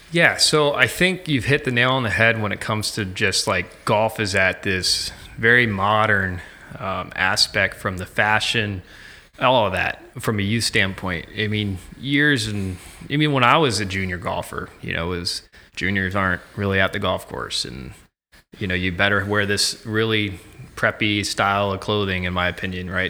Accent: Ocala, Florida, United States; now in Virginia Beach, United States; I'm originally from Ocala, Florida.

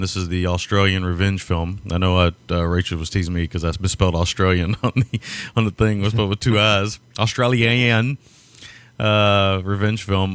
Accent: United States; being an American

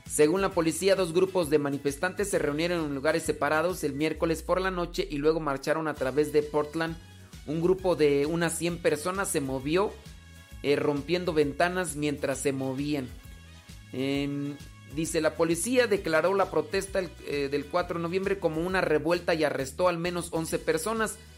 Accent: Guadalajara, Jalisco, Mexico; soy acá de Guadalajara.

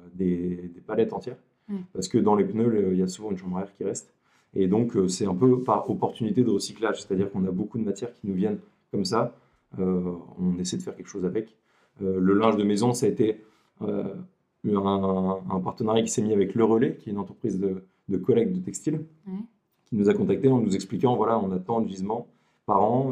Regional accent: Lille, Hauts-de-France, France; je suis originaire de Lille

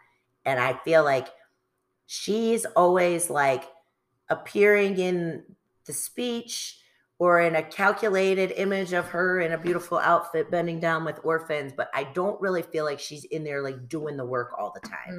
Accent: United States; I'm American

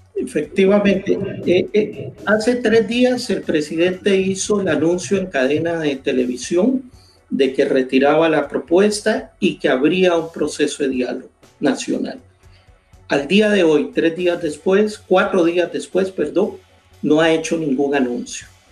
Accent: Costa Rica; mi país

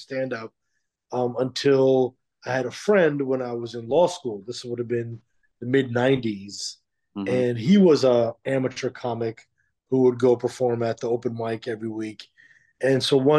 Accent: Skokie, Illinois, United States; also born or lived in Chicago; I grew up in a suburb of Chicago called Skokie, Illinois

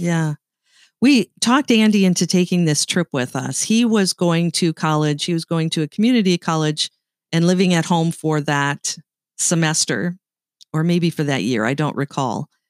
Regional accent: Canada; accent: Canadian; moved away as an adult; now in United States; I grew up in Canada. and, uh, I moved to the United States when Bill and I got married

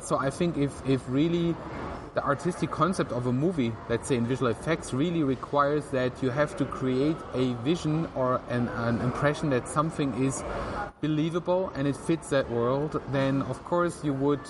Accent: Tübingen, Baden-Württemberg, Germany; I grew up in uh, Tübingen, which is a, a, kind of like a university town, medieval university town near to Stuttgart in southern Germany.

